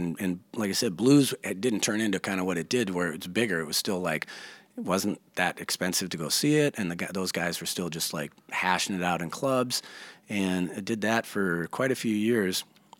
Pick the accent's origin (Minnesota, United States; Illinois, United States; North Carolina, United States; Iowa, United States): Minnesota, United States; Minneapolis; I grew up in Uptown, like literally like two blocks off Lake and Hennepin.